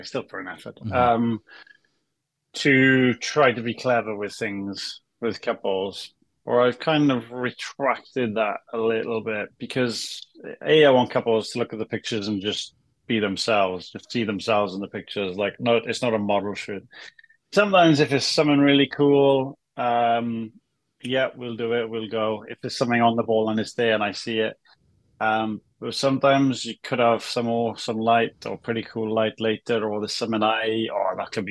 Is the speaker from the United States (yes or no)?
no; Wales, United Kingdom; I'm a Welshman